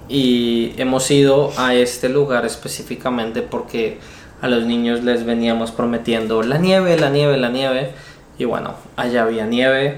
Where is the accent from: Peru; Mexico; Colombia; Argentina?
Colombia; moved away; En Colombia no le decimos bombones, les decimos más melos